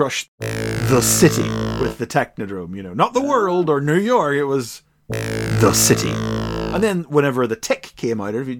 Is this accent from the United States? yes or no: no; Ireland; I'm from Ireland